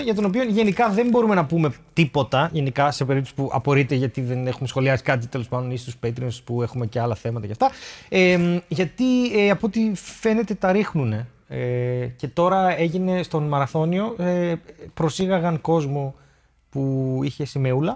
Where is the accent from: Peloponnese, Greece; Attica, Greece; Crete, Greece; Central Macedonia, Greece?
Central Macedonia, Greece; Thessaloniki; ήμασταν εμεί από τη Θεσσαλονίκη